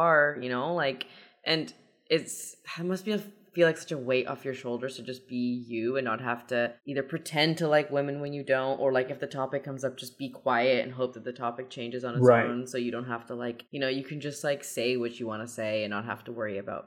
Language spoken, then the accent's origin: English; Iran; I'm Persian.